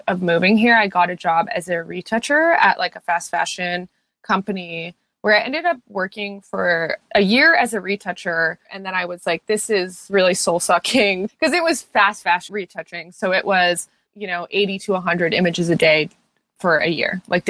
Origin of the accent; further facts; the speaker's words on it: Tucson, Arizona, United States; moved away as an adult; now in Los Angeles, United States; Currently, I'm based in Los Angeles. I've been here for 8 years and I'm from Tucson, Arizona. Not really originally. I like moved around a lot as a kid.